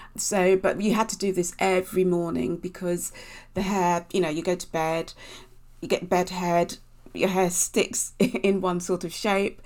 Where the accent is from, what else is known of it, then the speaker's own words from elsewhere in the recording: Basingstoke, South East England, United Kingdom; I grew up in Basingstoke in Hampshire.